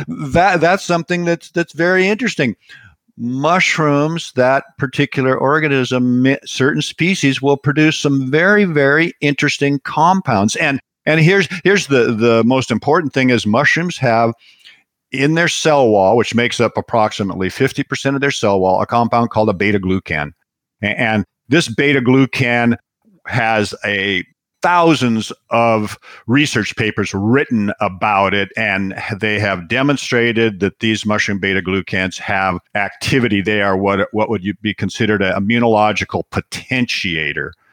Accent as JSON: {"language": "English", "town": "Seattle", "region": "Washington", "country": "United States", "tie": "born or raised there", "said": "I was raised in Seattle and grew up in Seattle"}